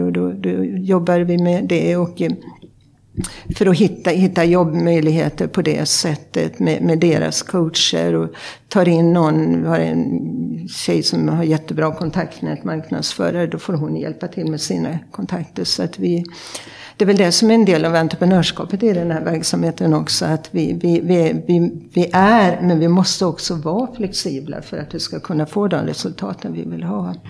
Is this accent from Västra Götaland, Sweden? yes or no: yes; Sjuhäradsbygden, west coast of Sweden, Västra Götaland, Sweden; also born or lived in Uppsala; now in Stockholm, Sweden; jag kommer från det man brukar kalla Sveriges framsida. Jag kommer från västkusten och från eh, Sjuhäradsbygden.